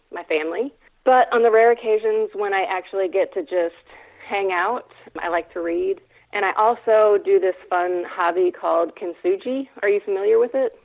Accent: Fayetteville, Arkansas, United States; I am from Fayetteville, Arkansas.

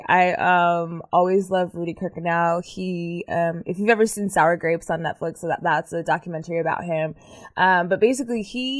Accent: Terrell, Texas, United States; born there; Because I was born in Terrell.

